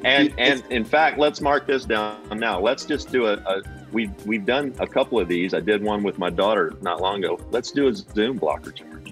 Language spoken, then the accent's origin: English; Kentucky, United States; growing up in Kentucky I knew one Jewish person